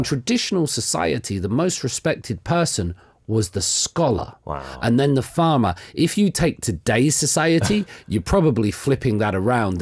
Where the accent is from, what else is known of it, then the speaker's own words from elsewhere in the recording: England, United Kingdom; moved away as an adult; now in South Korea; No, I'm not American. I'm English.